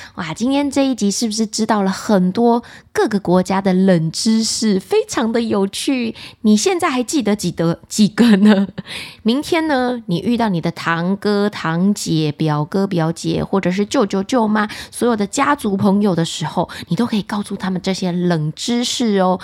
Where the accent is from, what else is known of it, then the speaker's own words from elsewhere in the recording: Taiwan; 我们台湾人呢，在过年的时候会吃的团圆菜